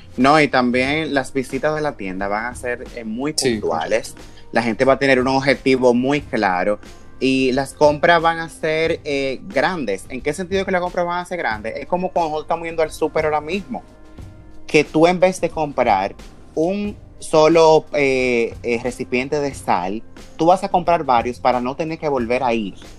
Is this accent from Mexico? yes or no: no; Dominican Republic; como dominicano